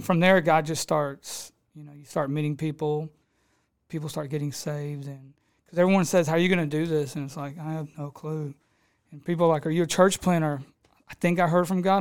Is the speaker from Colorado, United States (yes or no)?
no; Houston, Texas, United States; I come from Edgebrook, grew up on the streets over there, got in a lot of craziness like most of us do over there in the South Houston area